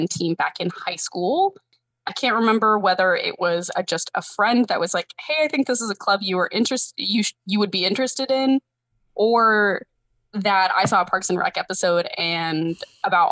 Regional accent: Seattle, Washington, United States; moved away as an adult; also born or lived in New Jersey / South Carolina; I grew up in Seattle

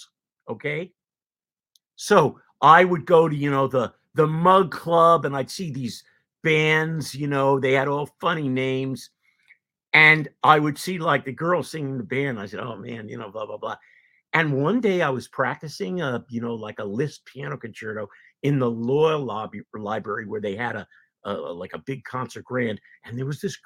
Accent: New Jersey, United States; moved away as an adult; also born or lived in Cincinnati; I'm a kid from New Jersey right across the bridge

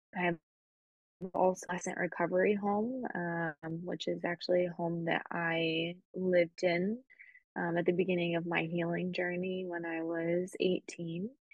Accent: Spain; moved away; also born or lived in United States; I grew up in Spain

